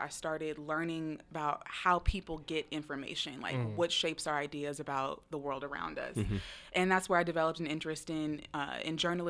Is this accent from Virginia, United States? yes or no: no; Seattle, Washington, United States; I was born and raised in Seattle.